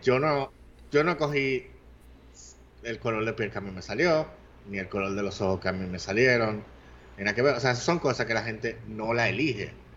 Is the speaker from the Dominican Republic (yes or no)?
yes; Dominican Republic; si los dominicanos somos o no somos negros, hay un movimiento aquí de gente que dice que los dominicanos somos africanos también